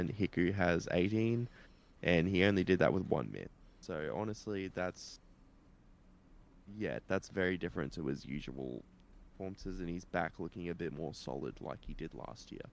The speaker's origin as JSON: {"language": "English", "region": "Queensland", "country": "Australia", "said": "As a Queenslander"}